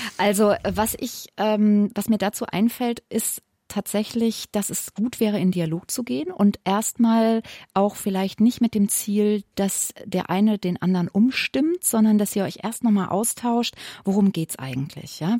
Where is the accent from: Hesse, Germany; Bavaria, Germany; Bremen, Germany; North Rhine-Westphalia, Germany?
Hesse, Germany; Wiesbaden; also born or lived in Limburg; ich komme aus Wiesbaden und Limburg